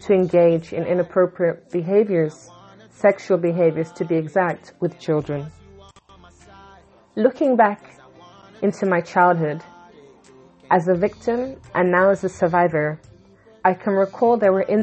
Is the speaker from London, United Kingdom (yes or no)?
yes; London, United Kingdom; I was born in London, England, to Jamaican parents